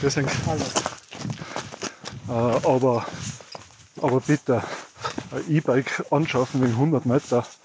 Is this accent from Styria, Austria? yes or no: no; Innsbruck, Tyrol, Austria; ich bin auch Innsbrucker. Inzwischen jetzt zwar aus Innsbruck ausgezogen, aufs Land